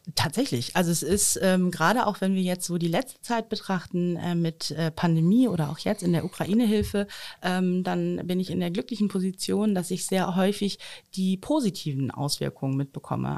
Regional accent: Osnabrück, Lower Saxony, Germany; Ich bin ja am Schölerberg aufgewachsen

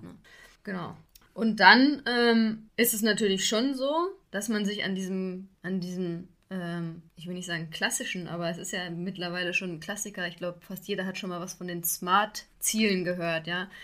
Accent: Xanten, North Rhine-Westphalia, Germany; in meiner Heimat, wo ich zur Schule gegangen, gegangen bin, in Xanten

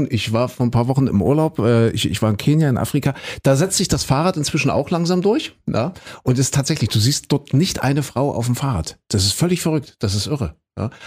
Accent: Köthen, Saxony-Anhalt, Germany; Das ist ja meine alte Heimat. Ich komme ja aus Köthen, aus Kuhköthen haben wir gesagt.

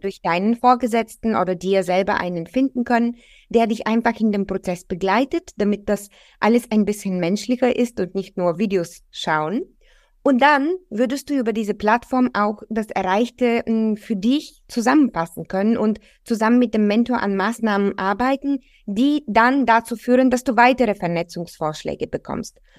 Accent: Bulgaria; now in Germany; Ich komme ursprünglich aus Bulgarien

